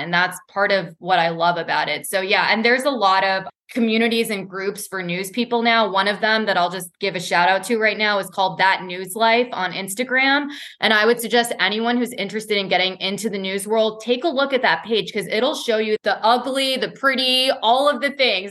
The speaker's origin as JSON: {"language": "English", "town": "Boston", "region": "Massachusetts", "country": "United States", "tie": "born or raised there", "moved": "yes", "said": "I was born and raised in Boston"}